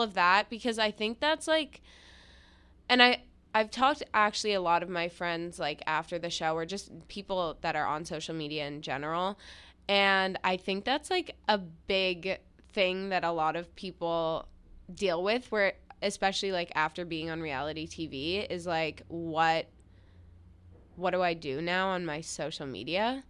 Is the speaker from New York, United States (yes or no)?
yes; New York City, New York, United States; I grew up in New York City